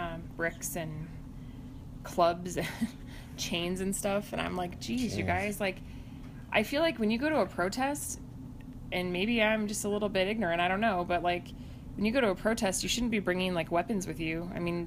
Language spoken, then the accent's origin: English; Santa Fe, New Mexico, United States; We were like, dude, we're from Santa Fe. It's the highest elevated capital in the United States.